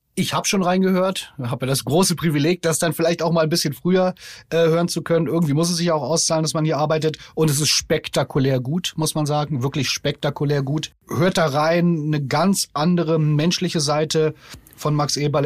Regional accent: Berlin, Germany; als Berliner

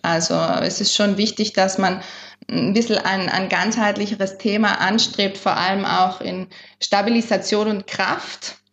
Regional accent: South Tyrol, Trentino-Alto Adige, Italy; das sind wir in Südtirol aufgewachsen

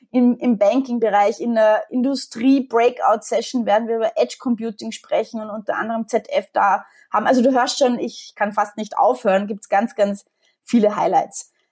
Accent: Austria; jetzt bin ich Österreicherin, wie man unschwer erkennen kann und wie viele Österreicher bin ich absolut Wintersportfanatisch.

